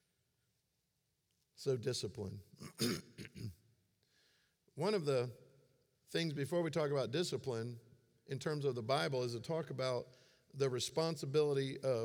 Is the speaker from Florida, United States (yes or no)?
yes; Florida, United States; I grew up in Florida